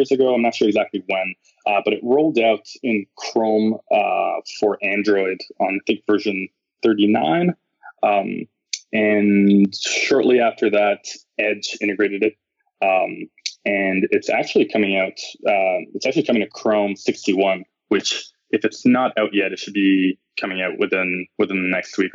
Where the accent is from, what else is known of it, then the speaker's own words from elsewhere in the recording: Montreal, Quebec, Canada; moved away as an adult; now in Bay Area, United States; I'm originally from Montreal, and I moved to the Bay Area about maybe 8 to 9 months ago to join Netflix